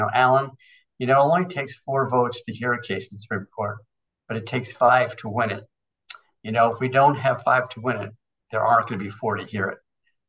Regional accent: New York City, New York, United States; I grew up in New York City

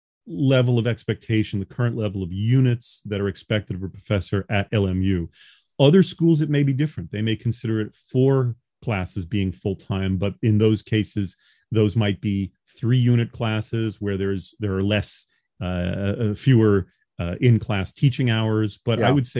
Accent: Long Island, New York, United States; Oh, yeah. I'm a New Yorker by birth. I'm from Long Island.

